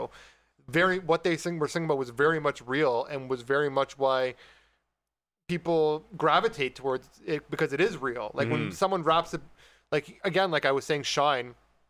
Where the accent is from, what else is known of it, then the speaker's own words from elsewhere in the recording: Canada; I'm Turkish Canadian